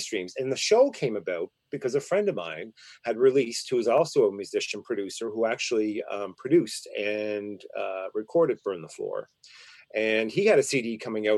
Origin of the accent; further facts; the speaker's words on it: Glace Bay, Nova Scotia, Canada; moved away; I grew up in a very oppressed place. And if people are wondering where I came from, I came from Glace Bay, Nova Scotia, which was the coal mining town